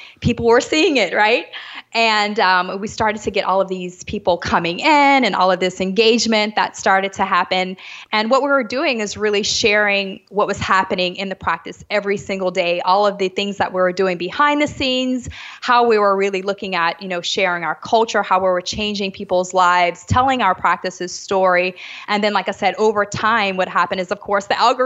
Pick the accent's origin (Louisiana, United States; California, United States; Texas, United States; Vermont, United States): Louisiana, United States; New Orleans; moved away as an adult; now in Jamaica; I'm actually from New Orleans. So I grew up in the States, but I am actually currently living in Jamaica